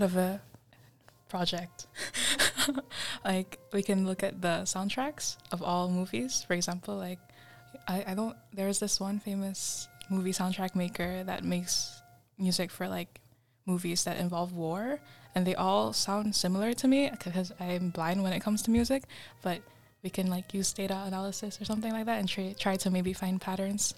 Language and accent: English; Indonesia; English is a second language; moved away; also born or lived in Japan / Canada; we grew up together in Indonesia